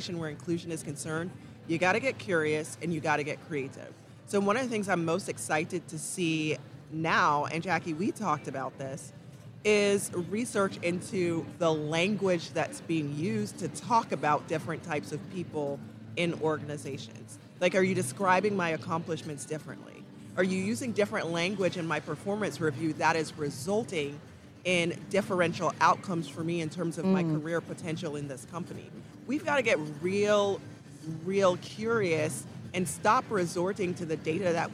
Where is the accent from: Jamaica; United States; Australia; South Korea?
Jamaica; moved away; I'm an immigrant. I was born and raised in Jamaica, and yeah, Jamaica is home for me